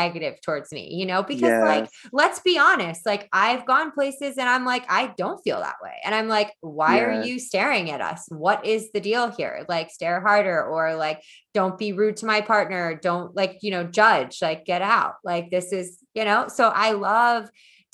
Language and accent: English; New Jersey, United States; moved away; it's a really like progressive liberal town in New Jersey